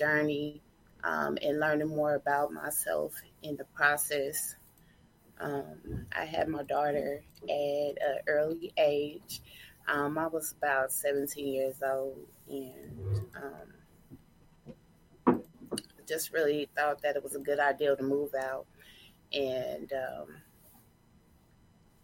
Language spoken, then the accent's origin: English; Kansas City, Kansas, United States; also born or lived in Tacoma, Washington / St. Joseph, Missouri; I'm from Washington State, Tacoma, but I was raised here in Kansas City, Kansas.